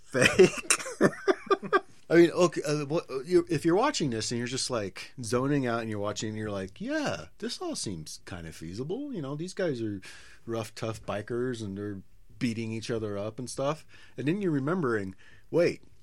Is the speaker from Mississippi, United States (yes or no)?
no; San Diego, California, United States; I'm from San Diego.